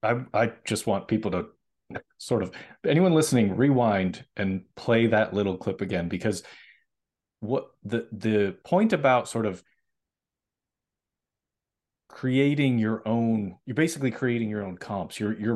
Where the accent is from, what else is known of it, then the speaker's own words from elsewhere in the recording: Massachusetts, United States; I'm originally from Massachusetts, so I know, I have friends that live in Rochester.